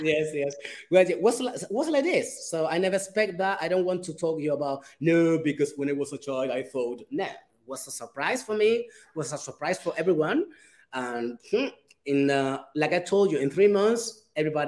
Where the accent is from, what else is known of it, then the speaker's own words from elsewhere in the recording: Gran Canaria, Canary Islands, Spain; moved away; I came here to Las Palmas just to visit my family, because I'm from Gran Canaria